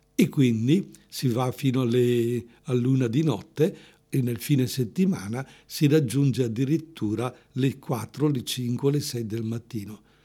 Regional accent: Erbusco, Lombardy, Italy; io sono originario di Spina del Busco

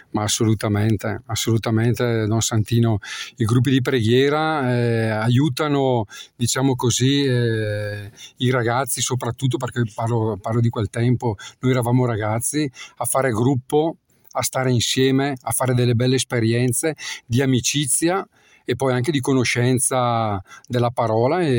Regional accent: Botticino, Lombardy, Italy; Allora, io eh, sono di Botticino

